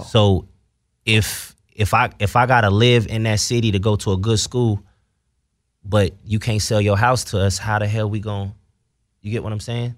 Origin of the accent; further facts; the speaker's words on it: Ohio, United States; I'm from Ohio where it's segregated